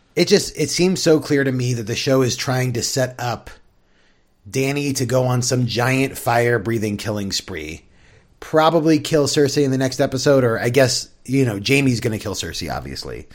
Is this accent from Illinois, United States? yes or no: no; San Diego, California, United States; growing up in San Diego